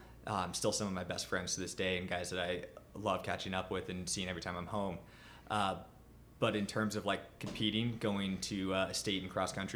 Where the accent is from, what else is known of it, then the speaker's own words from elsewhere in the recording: Huntington Beach, California, United States; now in Boulder, United States; growing up in Surf City, high school was a mile from the beach